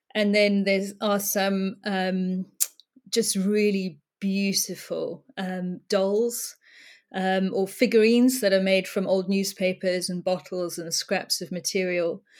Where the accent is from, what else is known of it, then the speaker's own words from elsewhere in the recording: South Africa; now in United Kingdom; I was brought up in South Africa